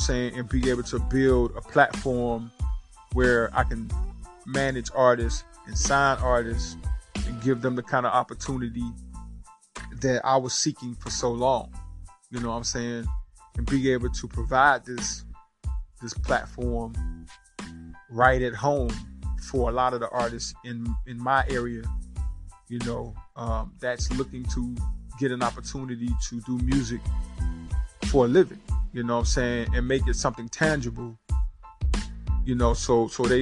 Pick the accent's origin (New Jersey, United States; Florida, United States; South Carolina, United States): South Carolina, United States; Rock Hill; I'm born and raised right here in Rock Hill, South Carolina